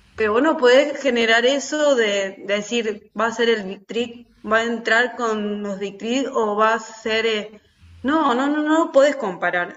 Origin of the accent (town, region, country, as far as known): Argentina